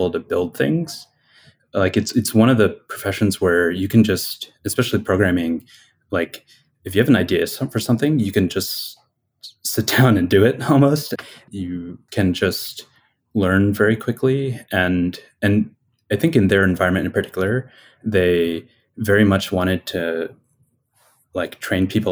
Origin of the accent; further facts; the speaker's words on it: Bucks County, Pennsylvania, United States; I grew up in Pennsylvania in Bucks County. So it's a suburb of Philadelphia.